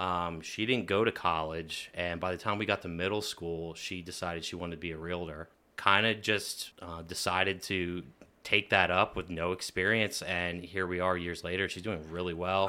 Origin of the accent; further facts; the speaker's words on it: Lebanon, Pennsylvania, United States; growing up in the middle of Lebanon City was definitely interesting